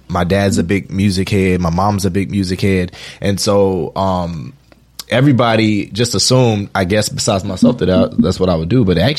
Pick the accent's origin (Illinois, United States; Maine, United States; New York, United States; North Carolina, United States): North Carolina, United States; Wilmington; I'm from North Carolina. All right. Born and raised.